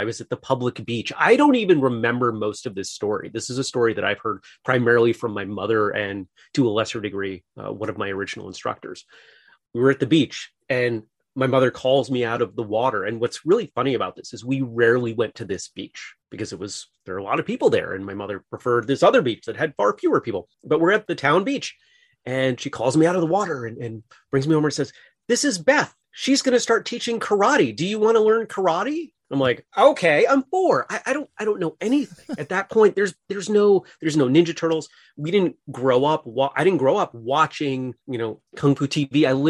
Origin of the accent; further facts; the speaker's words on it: Maine, United States; I grew up in Maine, went to college in Massachusetts.